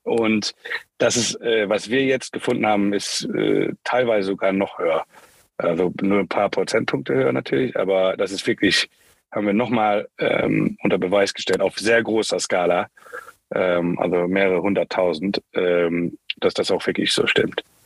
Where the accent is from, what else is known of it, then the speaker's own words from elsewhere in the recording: Luxembourg; moved away as an adult; also born or lived in United States / Germany / Spain / China; ich bin in Luxemburg geboren, ähm, wie du im Vorgespräch schon sehr gut erkannt hast, teilweise in Amerika aufgewachsen, ich weiß nicht genau, wie du das rausgehört hast, äh, dann ähm, wieder zurück in Luxemburg